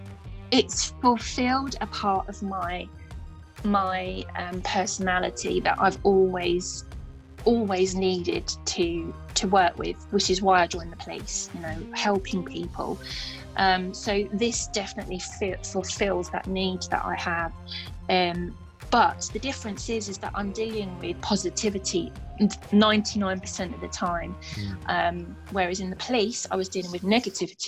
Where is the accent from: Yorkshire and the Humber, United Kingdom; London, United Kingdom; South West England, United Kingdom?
London, United Kingdom; accent: Cockney; now in Stevenage, United Kingdom; I grew up in a place called, well, we call it Burnt Oak because we're from like Cockney Town.